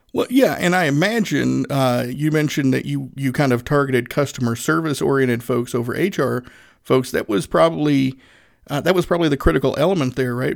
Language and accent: English; Northeast Tennessee, United States; I'm a Southerner, uh, born and raised in Northeast Tennessee